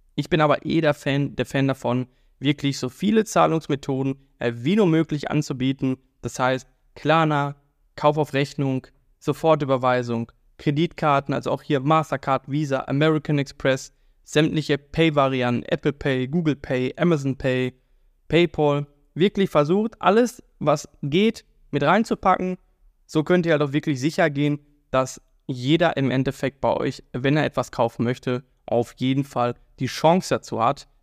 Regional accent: Germany; wir kennen als Deutsche

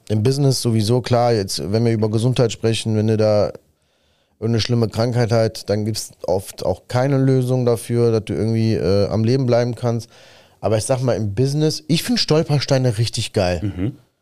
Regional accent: Sicily, Italy; moved away; ich komme ja aus Sizilien und ich sag mal, 1990, äh, da waren wir in Sizilien, haben dort gelebt

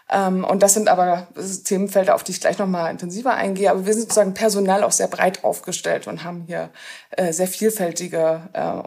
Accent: East Germany, Germany; habe ich in Köln angefangen zu studieren und habe dort aber sozusagen am eigenen Leibe erfahren, wie es als Ostdeutsche ist

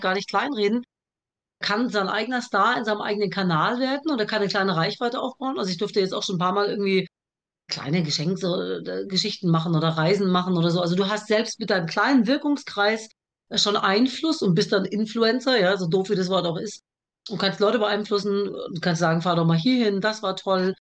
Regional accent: Germany; born or raised there; first language German; also born or lived in Baghdad, Iraq

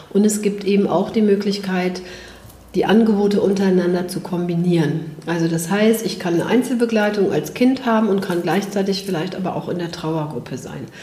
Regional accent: Bergisch Gladbach, North Rhine-Westphalia, Germany; Ja, gerne. Ja, ich bin aus Bergisch

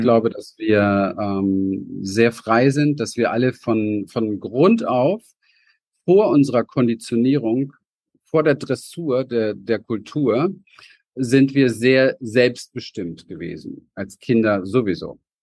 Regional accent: Berlin, Germany; ich bin in Berlin im Hinterhof aufgewachsen

